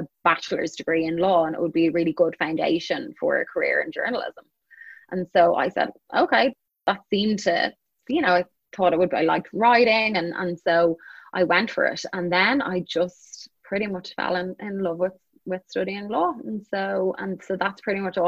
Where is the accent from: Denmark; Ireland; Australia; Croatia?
Ireland; Dublin, Leinster; moved away as an adult; also born or lived in Chicago; I was born and I grew up in Dublin, Ireland